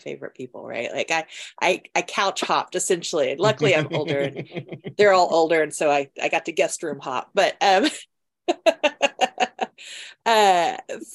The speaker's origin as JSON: {"language": "English", "town": "Charlotte", "region": "North Carolina", "country": "United States", "tie": "born or raised there", "moved": "yes", "lives_now": "Washington, D.C., United States", "said": "I grew up in Charlotte"}